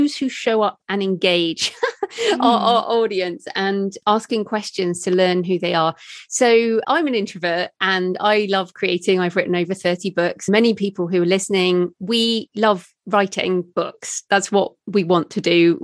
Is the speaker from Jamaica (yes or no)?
no; United Kingdom; I'm a woman in my late 40s, I'm British